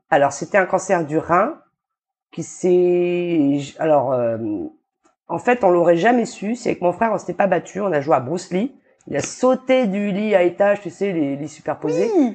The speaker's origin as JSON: {"language": "French", "country": "New Caledonia", "tie": "born or raised there", "also_born_or_lived": "Dijon, France / Paris, France / Australia", "said": "je vis en Calédonie depuis mes 9 ans, je crois. Je suis née en France."}